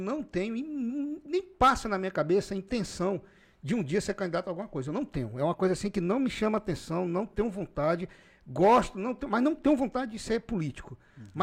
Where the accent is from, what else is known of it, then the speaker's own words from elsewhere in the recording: Rio Branco, Acre, Brazil; Eu sou daqui de Rio Branco